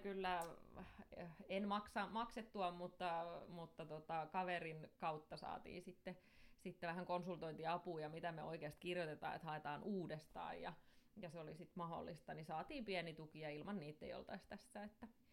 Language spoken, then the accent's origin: Finnish; Somero, Southwest Finland, Finland; mun juuret on vahvasti Soverolla, eli täällä mä oon asunut ja opiskellutkin täältä kautta, että en ole mihinkään muuttanut ikinä